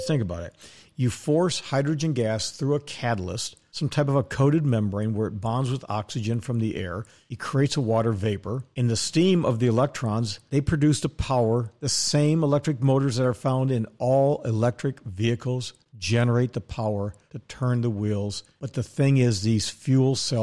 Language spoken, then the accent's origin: English; Wisconsin, United States; also born or lived in Dallas, Texas; We moved from Dallas to Wisconsin